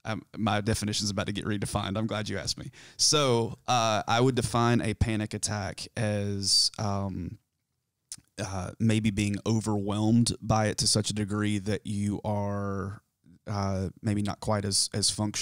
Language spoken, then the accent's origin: English; South Carolina, United States; So I grew up in South Carolina, in the foothills of the mountains of South Carolina.